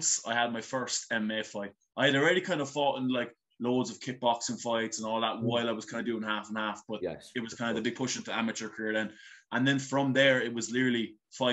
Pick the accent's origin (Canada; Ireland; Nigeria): Ireland; Blarney, Munster; So I grew up in Blarney. I've been living in Blarney my whole life.